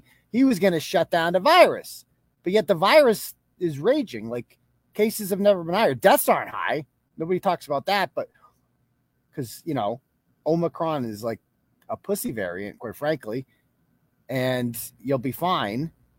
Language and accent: English; Dorchester, Massachusetts, United States; But, you know, I'm from Dorchester. I live right down the bottom. I live right near Milton.